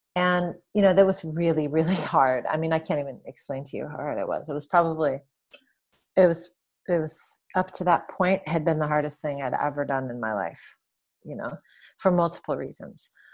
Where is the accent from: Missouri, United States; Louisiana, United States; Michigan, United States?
Michigan, United States; Detroit; moved away as an adult; also born or lived in California / Washington State / San Francisco; I grew up in Detroit. Well, outside of Detroit, in the suburbs. I lived there for my, the first twenty-one or twenty-two years of my life